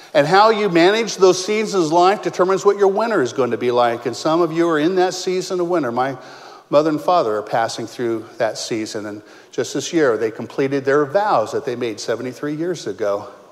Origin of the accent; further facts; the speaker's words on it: Modesto, California, United States; moved away as an adult; also born or lived in Ohio; I was born and raised in Modesto